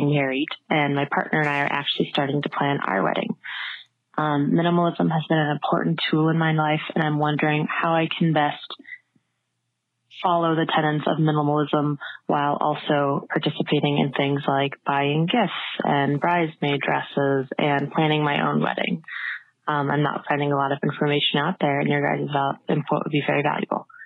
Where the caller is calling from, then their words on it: Washington, District of Columbia, United States; I'm calling from Washington, D.C.